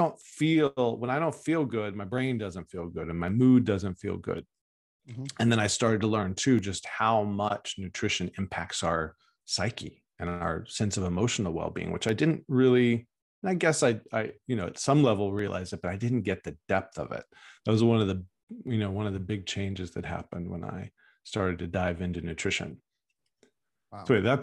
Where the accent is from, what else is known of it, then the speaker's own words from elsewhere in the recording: Texas, United States; moved away as an adult; now in Oakland, United States; Yeah. Well, I grew up in Texas and I now live in California, in Northern California, Oakland. And left Texas when I was in my early 20s